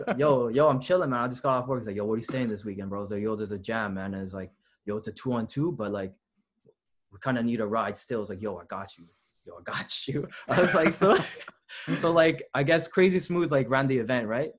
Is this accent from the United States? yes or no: no; Lethbridge, Alberta, Canada; also born or lived in Toronto; now in Montreal, Canada; I was a kid from Lethbridge